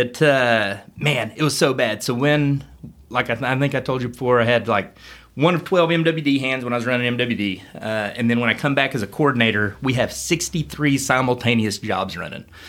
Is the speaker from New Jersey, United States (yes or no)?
no; Pauls Valley, Oklahoma, United States; I was from Paul's Valley